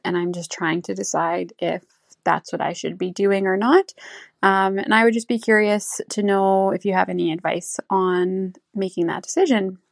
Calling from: Saskatoon, Saskatchewan, Canada; I'm calling in from Saskatoon

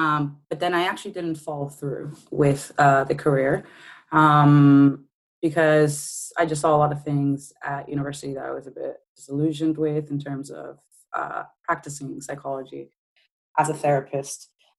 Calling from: Bristol, South West England, United Kingdom; I am in the UK. Incidentally, I am in Bristol. Bristol has now been put on the map because it's where the statue came down on Sunday. So that's where I am. I'm in Bristol in the UK.

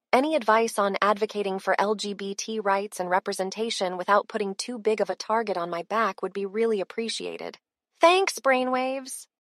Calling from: Austin, Texas, United States; I'm calling from Austin, Texas

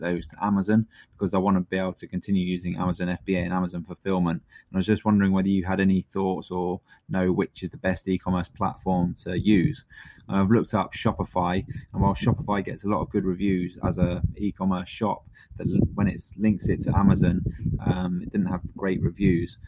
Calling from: Antigua & Barbuda; I'm calling from Antigua in the Caribbean.

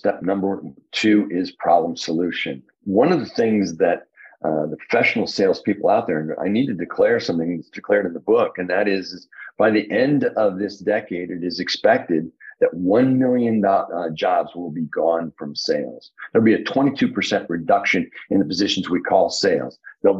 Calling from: Indianapolis, Indiana, United States

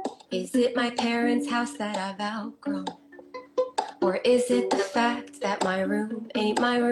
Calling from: Fairfield, Connecticut, United States; also born or lived in Los Angeles; I'm currently in Fairfield, Connecticut.

